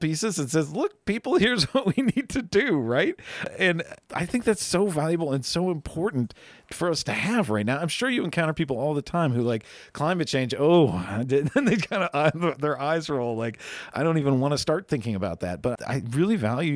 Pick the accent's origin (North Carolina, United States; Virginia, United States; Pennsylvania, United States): Virginia, United States; Arlington; now in Louisville, United States; I grew up in Arlington